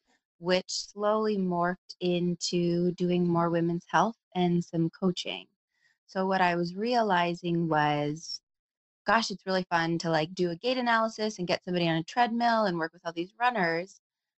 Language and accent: English; Anchorage, Alaska, United States; moved away as an adult; also born or lived in Tacoma, Washington / Seattle, Washington / Boston, Massachusetts; now in Bend, United States; I was born and raised in Anchorage, Alaska